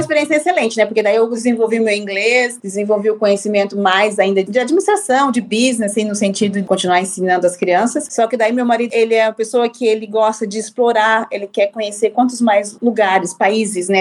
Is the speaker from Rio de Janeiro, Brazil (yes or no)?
no; Londrina, Paraná, Brazil; moved away as an adult; also born or lived in France / Qatar; Eu sou brasileira, nascida e criada em Londrina, no Paraná